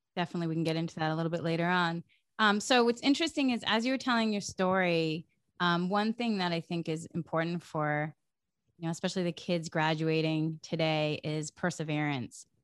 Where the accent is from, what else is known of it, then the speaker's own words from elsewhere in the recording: Massachusetts, United States; I grew up in New England, in Massachusetts, in a small town.